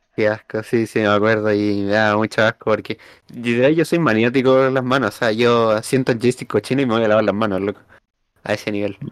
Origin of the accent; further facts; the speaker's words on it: Chile; accent: chileno; nosotros hablamos con acento chileno